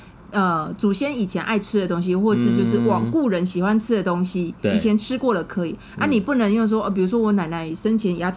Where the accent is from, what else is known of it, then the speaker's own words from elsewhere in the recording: Taiwan; 我们台湾人